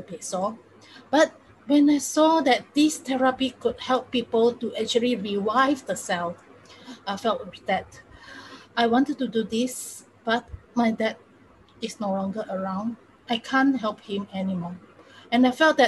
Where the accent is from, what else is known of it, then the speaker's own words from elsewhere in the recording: Singapore; I'm from Singapore.